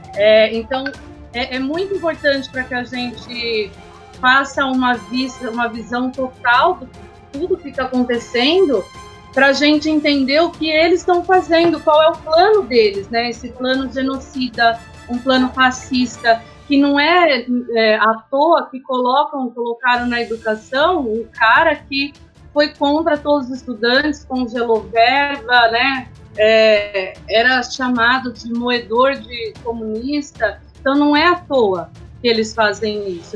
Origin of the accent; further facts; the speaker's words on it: Serra Negra, São Paulo, Brazil; sou de Serra Negra